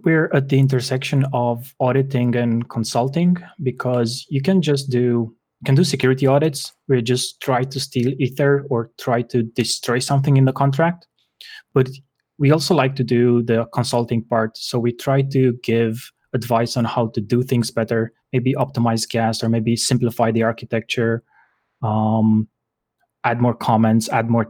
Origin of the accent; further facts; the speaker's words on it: Bucharest, Romania; I'm from Bucharest, Romania.